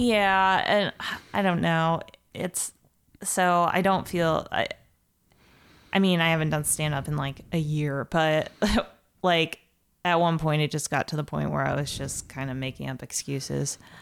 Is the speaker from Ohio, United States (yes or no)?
yes; Ohio, United States; moved away as an adult; also born or lived in Columbus, Ohio; now in Chicago, United States; I'm from Ohio originally, and I went to school in Columbus.